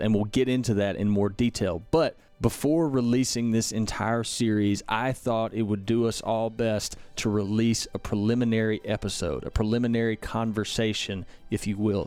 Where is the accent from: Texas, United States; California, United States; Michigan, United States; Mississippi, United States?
Mississippi, United States; my home state of Mississippi